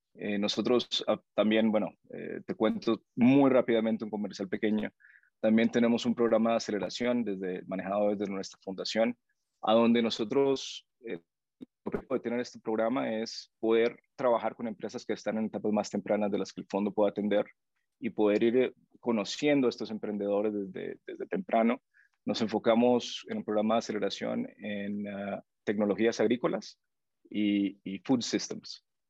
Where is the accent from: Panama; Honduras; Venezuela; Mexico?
Honduras; moved away as an adult; now in Guatemala; yo soy hondureño y estoy viviendo en tu, en tu país